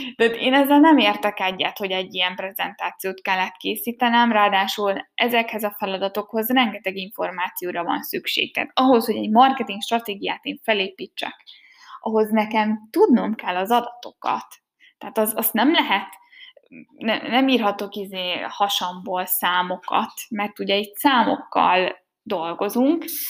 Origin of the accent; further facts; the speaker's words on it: Hungary; first language Hungarian; moved away as an adult; also born or lived in Germany; én nem Németországban születtem, hanem Magyarországon, nekem az anyanyelvem magyar